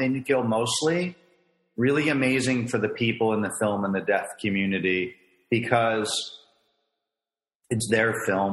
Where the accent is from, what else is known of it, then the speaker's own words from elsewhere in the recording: Frederick, Maryland, United States; from my hometown